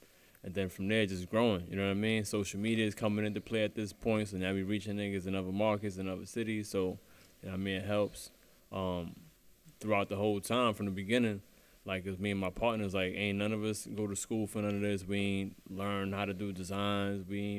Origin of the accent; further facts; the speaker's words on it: New York City, New York, United States; I'm from Brownsville, man.